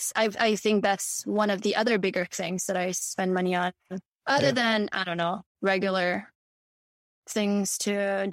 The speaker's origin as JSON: {"language": "English", "country": "Mauritius", "tie": "born there", "said": "because I was born in Mauritius, and people from Mauritius who would have reached out to me prior"}